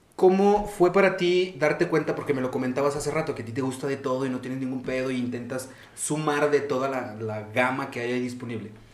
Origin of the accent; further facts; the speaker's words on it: Zacatecas, Mexico; moved away; also born or lived in Barcelona, Spain; yo salí de Zacatecas. Yo viví cuatro años y pico en España